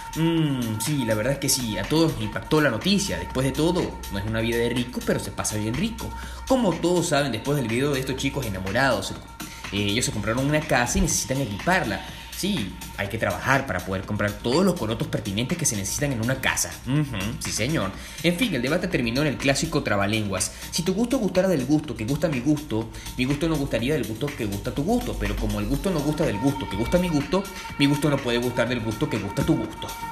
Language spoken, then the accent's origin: Spanish; Puerto Cabello, Carabobo, Venezuela; mi ciudad natal, Puerto Cabello, ya en Venezuela